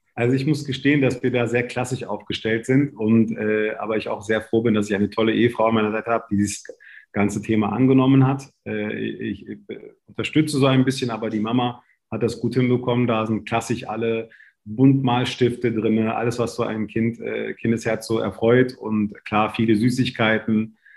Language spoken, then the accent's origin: German; Berlin, Germany; ich bin in Berlin-Kreuzberg aufgewachsen.